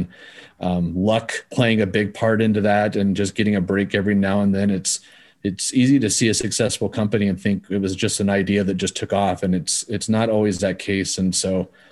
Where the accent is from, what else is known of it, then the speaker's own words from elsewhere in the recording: Kansas, United States; I grew up in Kansas